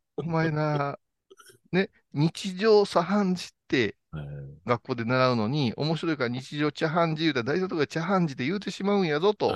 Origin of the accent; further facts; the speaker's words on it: Kurashiki, Okayama, Japan; 私は倉敷ですからね